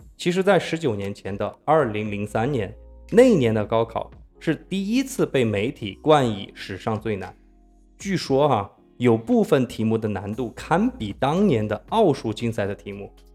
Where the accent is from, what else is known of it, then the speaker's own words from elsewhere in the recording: Sichuan, China; 我作为四川人